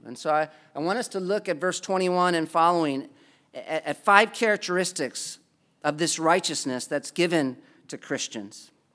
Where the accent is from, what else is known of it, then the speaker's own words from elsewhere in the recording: United States; as an American?